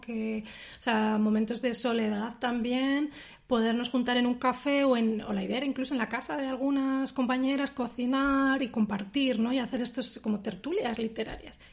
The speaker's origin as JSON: {"language": "Spanish", "town": "Palencia", "region": "Castile and León", "country": "Spain", "tie": "born or raised there", "moved": "as an adult", "lives_now": "Berlin, Germany", "said": "del Club de Lectura de Palencia, de mi ciudad natal"}